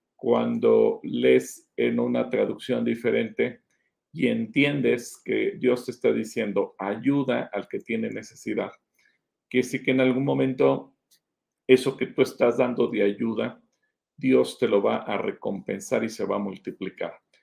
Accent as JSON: {"language": "Spanish", "country": "Mexico", "said": "somos mexicanos"}